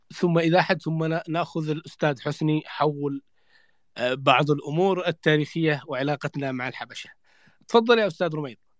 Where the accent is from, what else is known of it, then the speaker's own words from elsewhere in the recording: Yemen; نحن كيمنيين